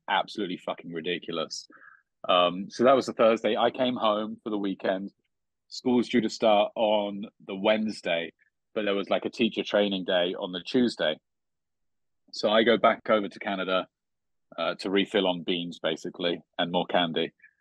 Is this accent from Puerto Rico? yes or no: no; United Kingdom; now in United States; I'm a Brit for a start, but an American green card holder